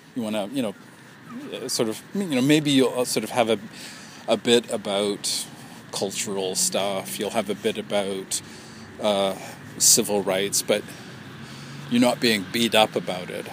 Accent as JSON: {"language": "English", "town": "Vancouver", "region": "British Columbia", "country": "Canada", "tie": "born or raised there", "said": "Vancouver, my hometown"}